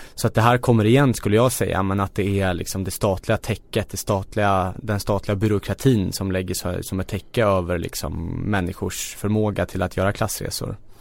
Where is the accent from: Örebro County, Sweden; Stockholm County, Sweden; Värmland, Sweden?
Stockholm County, Sweden; Stockholm; jag är född och uppvuxen i Kista